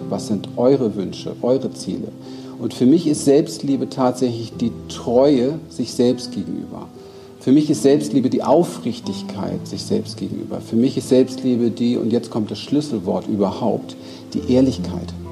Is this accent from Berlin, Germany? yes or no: yes; Berlin, Germany; ich bin in Berlin aufgewachsen, Spielplatz Mülltonnen, Ghetto